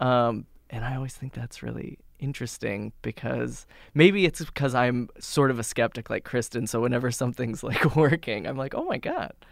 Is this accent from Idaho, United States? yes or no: yes; Boise, Idaho, United States; now in New York, United States; I grew up in Boise, Idaho, which is a city, but a very little city